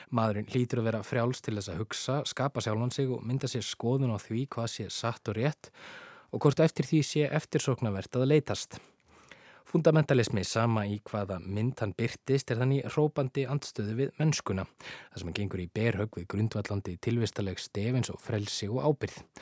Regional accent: Iceland; við Íslendingar

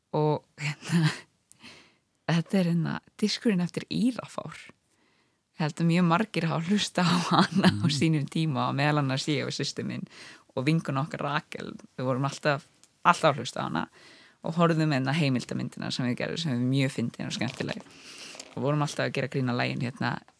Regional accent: Ísafjörður, Westfjords, Iceland; now in Reykjavík, Iceland; ég kallaði mig sjálf um stundum Ísfyrring að ég sé þaðan

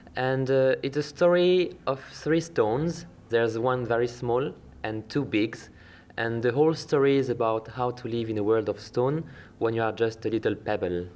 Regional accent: western France, France; English is a second language; moved away as an adult; now in Iceland; in France, uh, in my hometown, in west of France

